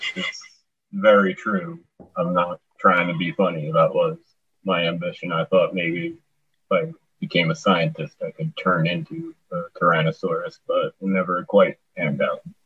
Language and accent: English; Long Island, New York, United States; now in Connecticut, United States; I'm originally from Long Island. I live in Connecticut now